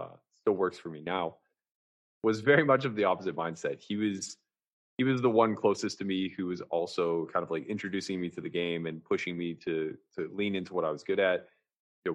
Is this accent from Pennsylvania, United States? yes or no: yes; outside of Pittsburgh, Pennsylvania, United States; growing up outside of Pittsburgh in, a very blue collar type of city